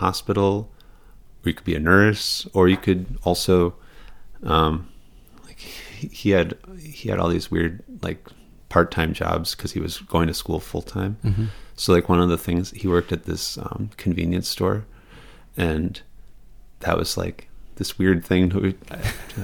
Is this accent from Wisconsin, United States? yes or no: yes; Racine, Wisconsin, United States; also born or lived in Arizona; now in Queens, United States; I grew up in Racine